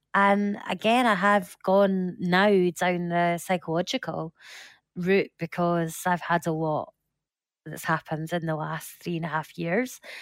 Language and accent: English; Scotland, United Kingdom; I'm Scottish